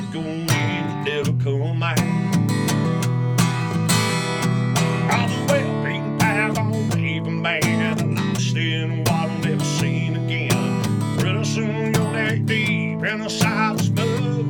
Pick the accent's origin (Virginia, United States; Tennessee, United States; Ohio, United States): Virginia, United States; I'm from Virginia